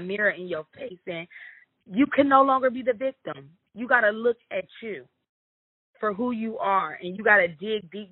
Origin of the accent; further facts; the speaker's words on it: Omaha, Nebraska, United States; I was born in Omaha, Nebraska